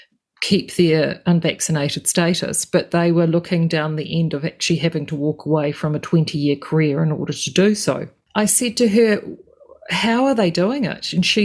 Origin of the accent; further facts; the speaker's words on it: Gisborne, New Zealand; moved away; I'm from Gisborne originally